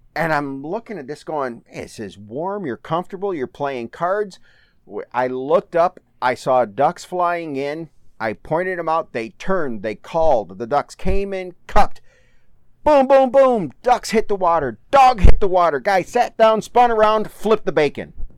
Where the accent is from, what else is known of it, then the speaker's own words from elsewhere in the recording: Manchester, Michigan, United States; also born or lived in Howell, Michigan / Brighton, Michigan; And when I was seven or eight years old, my folks, we moved to a little town called Manchester.